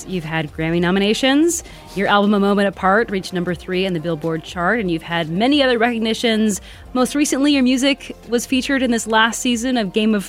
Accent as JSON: {"language": "English", "region": "Michigan", "country": "United States", "moved": "yes"}